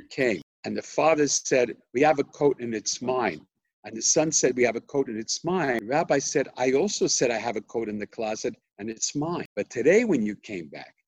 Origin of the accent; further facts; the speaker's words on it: United States; I was born in America and grew up in America, my father was born in Jerusalem